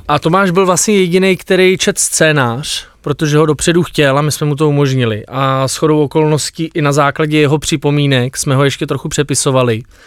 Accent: Bohemia, Czechia; u nás v Čechách

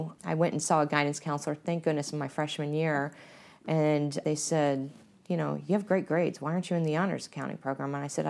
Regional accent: Canton, Ohio, United States; And, you know, I came from Canton, Ohio. I went to a big university at Ohio State.

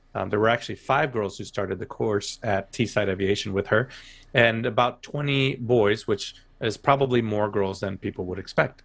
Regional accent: United States; I'm learning as an American.

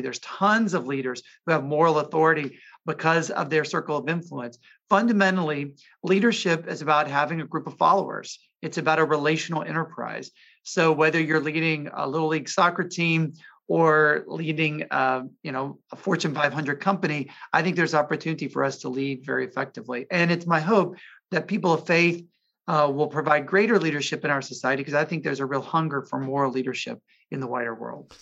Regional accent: Jackson, Mississippi, United States; My mom was head of an independent school in my hometown of Jackson, Mississippi.

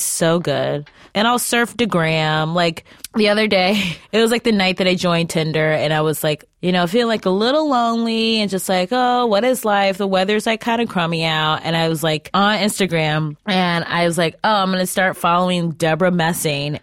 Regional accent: Cleveland, Ohio, United States; I'm from Cleveland, so there's that like Midwest

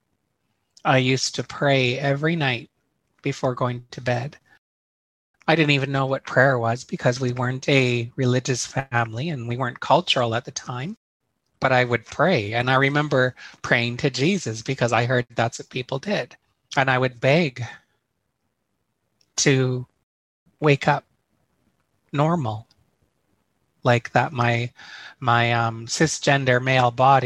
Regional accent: Terrace, British Columbia, Canada; now in Chilliwack, Canada; I lived here in Chilliwack. I was born and raised in Terrace.

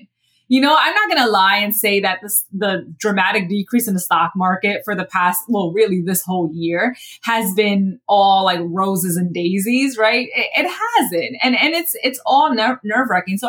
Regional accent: New York City, New York, United States; I'm also from the Bronx

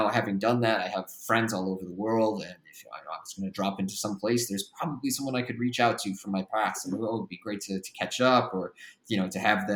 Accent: Midwest, United States; moved away as an adult; also born or lived in Australia / China; I grew up in the Midwest

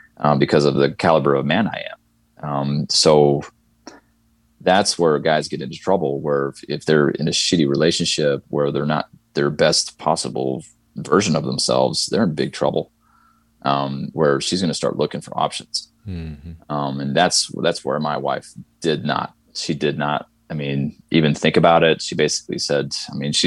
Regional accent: Midwest, United States; moved away as an adult; now in the South, United States; I grew up in the Midwest and I'm in the South now.

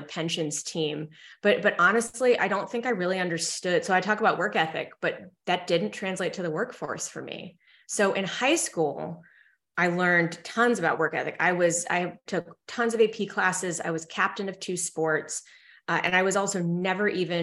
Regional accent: Evanston, Illinois, United States; also born or lived in Philadelphia, Pennsylvania; my family moved to Evanston, Illinois, so right outside Chicago, where Northwestern is

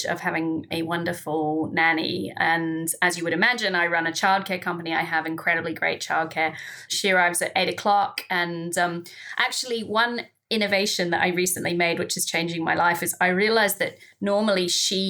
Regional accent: New Zealand; moved away as an adult; now in United Kingdom; my home country, New Zealand

